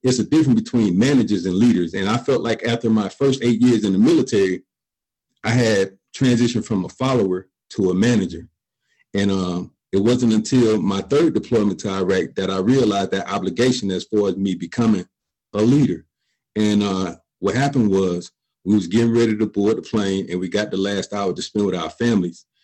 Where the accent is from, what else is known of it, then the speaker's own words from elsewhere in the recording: Columbus, Georgia, United States; I'm from Columbus, Georgia, grew up in a low income single parent home